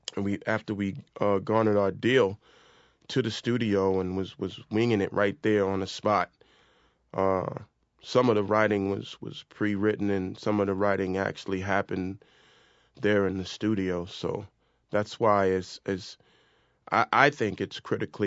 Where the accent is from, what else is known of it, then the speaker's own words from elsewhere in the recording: New York City, New York, United States; we're both from South Jamaica, Queens. We grew up and around a lot of violence